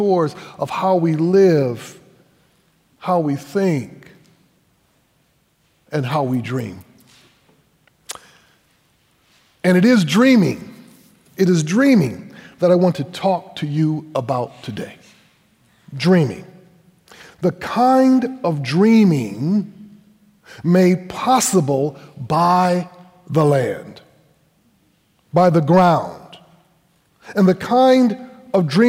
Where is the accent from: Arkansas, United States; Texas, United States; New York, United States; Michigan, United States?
Michigan, United States; Grand Rapids; moved away as an adult; now in Connecticut, United States; I grew up here in Grand Rapids, Michigan